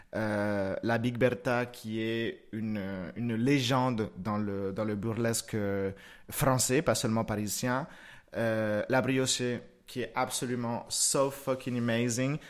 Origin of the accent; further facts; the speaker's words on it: Moca, Espaillat, Dominican Republic; also born or lived in Santiago, Dominican Republic; now in Lyon, France; je suis né à Santiago, donc en fait c'est une, c'est une petite province un petit peu en haut. j'ai grandi à Moca, c'est un tout petit village